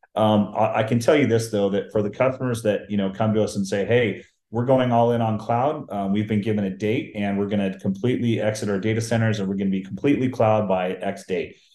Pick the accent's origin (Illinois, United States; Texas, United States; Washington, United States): Washington, United States; Seattle; I grew up in the Seattle, Washington area